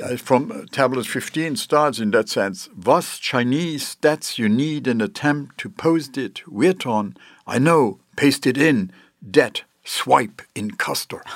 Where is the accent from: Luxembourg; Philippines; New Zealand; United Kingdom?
Luxembourg; moved away; I come from Luxembourg originally